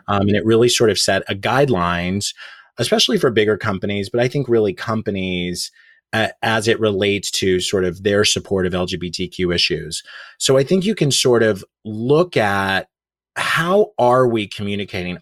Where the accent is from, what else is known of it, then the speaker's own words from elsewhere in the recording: Oklahoma, United States; moved away as an adult; now in New York City, United States; I grew up in Oklahoma, which is very conservative